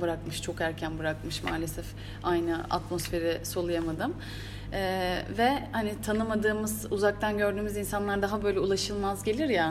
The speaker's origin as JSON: {"language": "Turkish", "country": "Turkey", "said": "bir Türk olarak"}